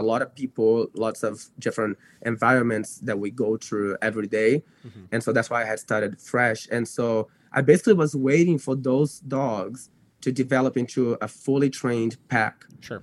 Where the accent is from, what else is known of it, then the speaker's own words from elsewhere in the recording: Brazil; English is a second language; moved away as an adult; now in United States; because I was born in the U.S., I grew up in Brazil.